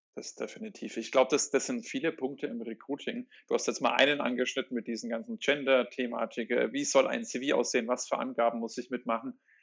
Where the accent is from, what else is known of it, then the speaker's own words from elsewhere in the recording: Germany; uns Deutschen